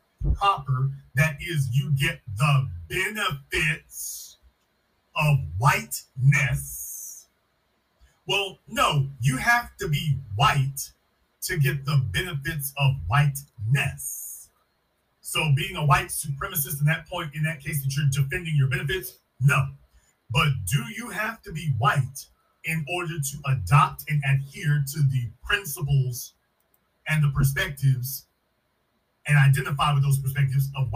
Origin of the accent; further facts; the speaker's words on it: Louisiana, United States; I'm from Louisiana, a hotbed of that kind of behavior